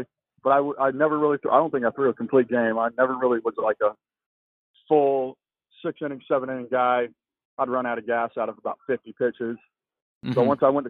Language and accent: English; Fresno, California, United States; moved away as an adult; now in Boston, United States; Born and raised in Fresno, California